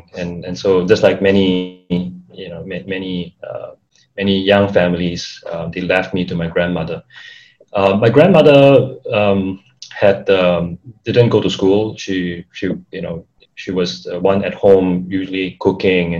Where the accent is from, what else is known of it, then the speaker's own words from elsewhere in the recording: Singapore; also born or lived in Philippines; I'm from Singapore, just like Andy. Have grown up, lived in Singapore.